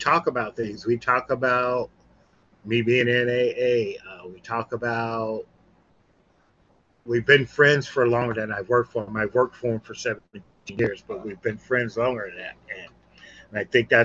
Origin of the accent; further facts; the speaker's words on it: Mississippi, United States; now in California, United States; I've been in California for 40 years. I'm from Mississippi